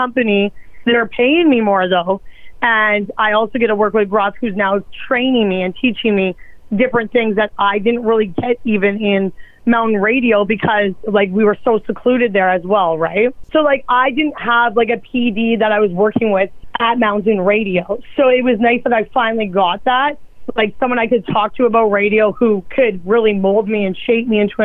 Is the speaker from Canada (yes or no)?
yes; Edmonton, Alberta, Canada; moved away as an adult; now in Winnipeg, Canada; I was born in Winnipeg. But then we moved when I was like young. I was like six. And then I grew up in Alberta.